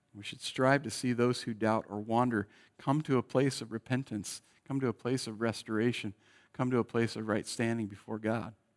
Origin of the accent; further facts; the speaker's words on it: Bay Area, California, United States; moved away; I was born in the Bay Area